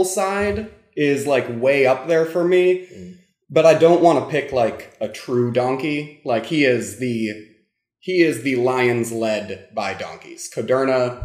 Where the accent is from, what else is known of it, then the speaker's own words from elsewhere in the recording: United States; I am an American